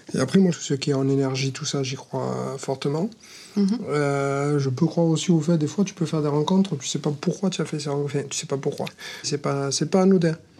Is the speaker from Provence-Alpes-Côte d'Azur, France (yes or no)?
yes; Marseille, Provence-Alpes-Côte d'Azur, France; accent: southern; j'ai 40 ans, je viens de Marseille.